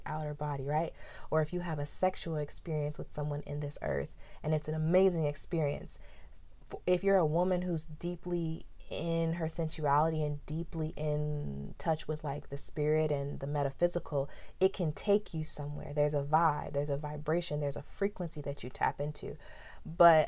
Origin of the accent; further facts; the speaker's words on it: San Diego, California, United States; growing up in San Diego, California